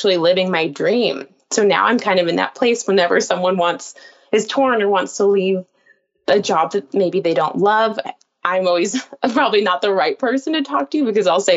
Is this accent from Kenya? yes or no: no; Palm Springs, California, United States; I was reporting in my hometown and anchoring there